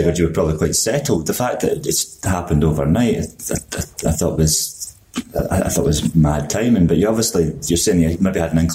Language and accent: English; Dunfermline, Scotland, United Kingdom; I was born and brought up in Dunfermline